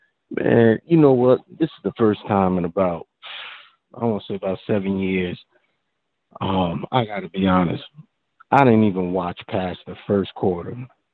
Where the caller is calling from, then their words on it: New Jersey, United States; I'm calling from Jersey.